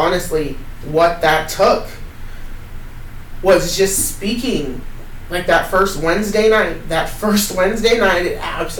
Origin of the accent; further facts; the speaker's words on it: Cottage Grove, United States; I grew up in Cottage Grove where it was a really hard time.